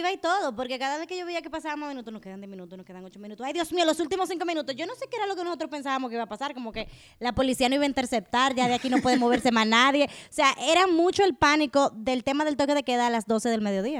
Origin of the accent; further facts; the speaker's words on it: Dominican Republic; nosotros como dominicanos